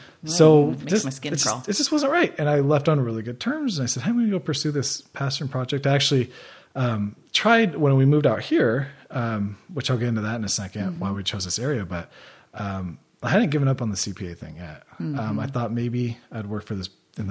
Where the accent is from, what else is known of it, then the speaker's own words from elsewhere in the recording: Seattle, Washington, United States; moved away as an adult; also born or lived in Chicago; now in San Luis Obispo County, United States; I grew up in Seattle.